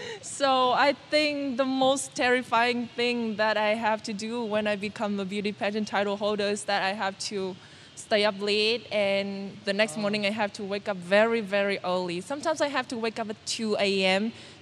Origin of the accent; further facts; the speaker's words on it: Vietnam; English is a second language; to reach out further to the underprivileged, not only in my hometown, but many, many other provinces in not only Vietnam, but also in the world.